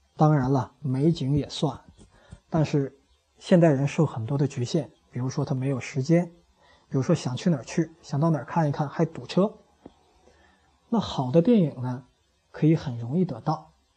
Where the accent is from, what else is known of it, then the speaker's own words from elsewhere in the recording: China; 我们中国人